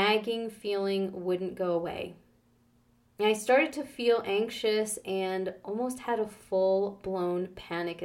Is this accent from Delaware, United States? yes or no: no; New York, United States; moved away as an adult; also born or lived in Canada; Growing up in New York